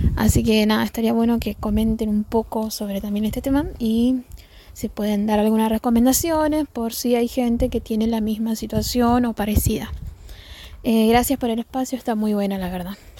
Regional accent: Colastiné, Santa Fe, Argentina; tengo 25 años y soy de Colastina

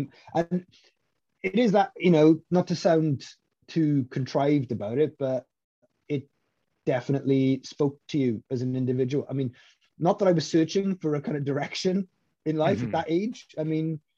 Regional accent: Maesteg, Wales, United Kingdom; my hometown of Maesteg is a small mining town.

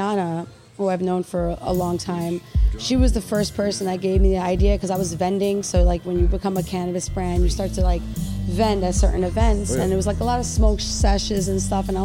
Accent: New York City, New York, United States; also born or lived in Staten Island; I come from Brooklyn, but I live in Staten Island for a while

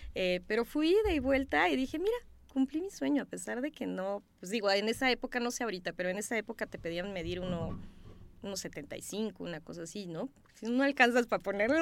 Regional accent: Chiapas, Mexico; also born or lived in Simojovel de Allende; yo soy de Chiapas. Este, mis papás son de un, un pueblo que se llama Simojovel de Allende

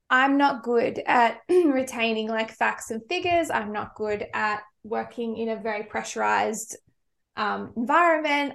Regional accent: Victoria, Australia; moved away; I'm from Victoria

